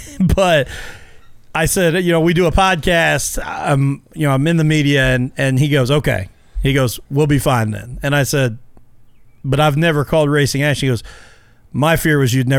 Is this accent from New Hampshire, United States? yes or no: no; Mitchell, Indiana, United States; I grew up in Mitchell. And he laughed, and he said, you know, who's your favorite driver? And I said, can you be from Mitchell, Indiana, and not be a Kevin Briscoe fan?